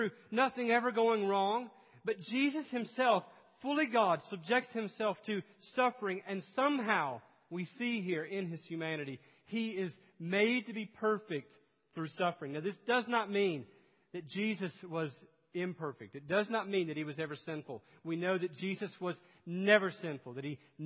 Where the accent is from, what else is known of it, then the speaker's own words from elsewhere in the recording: East Tennessee, United States; moved away; I grew up in East Tennessee